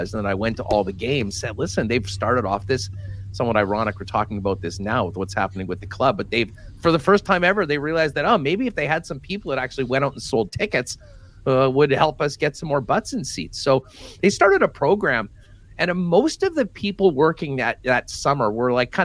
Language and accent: English; Winnipeg, Manitoba, Canada; I grew up in River Heights